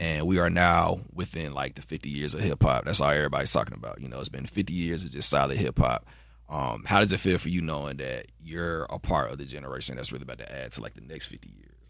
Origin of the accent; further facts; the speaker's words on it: Atlanta, Georgia, United States; I'm from Atlanta, so, you know, I, you know, I'm from the A.